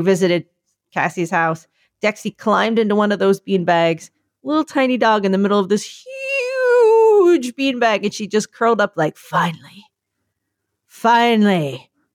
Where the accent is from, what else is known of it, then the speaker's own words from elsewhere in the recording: New York City, New York, United States; I'm from New York